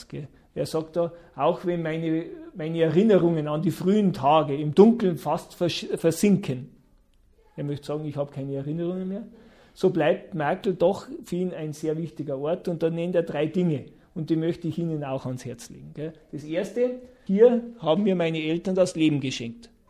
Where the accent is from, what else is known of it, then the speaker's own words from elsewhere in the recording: Bavaria, Germany; bei uns in Bayern ist das so, in religiösen Familien war das so.